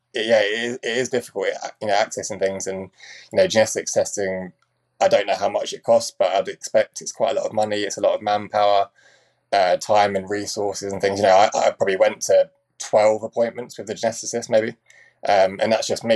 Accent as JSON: {"language": "English", "town": "Cambridge", "region": "East of England", "country": "United Kingdom", "tie": "born or raised there", "said": "I was brought up in Cambridge."}